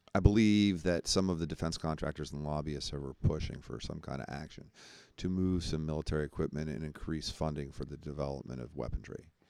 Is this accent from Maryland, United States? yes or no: no; New York, United States; I'm from New York